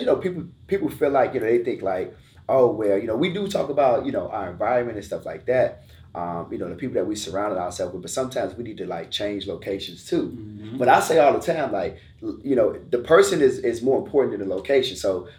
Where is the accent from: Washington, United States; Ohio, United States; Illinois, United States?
Illinois, United States; Chicago; moved away as an adult; now in Georgia, United States; Yeah, man. So born and raised in Chicago.